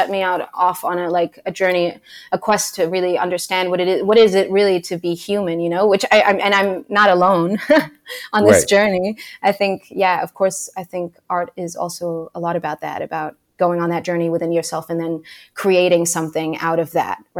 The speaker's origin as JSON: {"language": "English", "region": "Lisbon", "country": "Portugal", "tie": "born there", "said": "So I was born in Lisbon. Yeah, in Lisbon, Portugal. It's the capital of Portugal."}